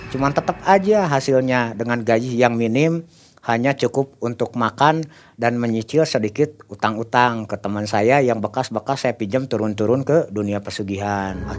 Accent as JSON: {"language": "Indonesian", "town": "Bandung", "region": "West Java", "country": "Indonesia", "said": "Saya bilang saya dari kota Bandung."}